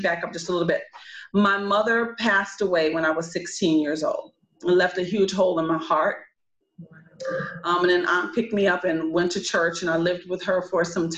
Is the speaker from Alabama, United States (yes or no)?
no; New Orleans, Louisiana, United States; moved away as an adult; also born or lived in Los Angeles, California; I come to you from New Orleans, Louisiana. I have not lived home since I was 18 years old.